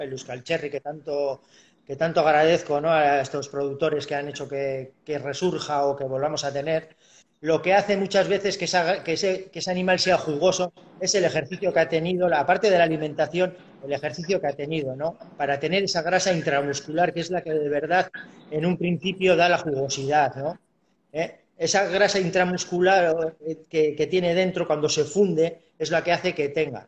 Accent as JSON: {"language": "Spanish", "town": "Urduliz", "region": "Basque Country", "country": "Spain", "said": "soy de Bilbao, soy de Vizcaya, eh, de Urduliz, de un pueblito de aquí."}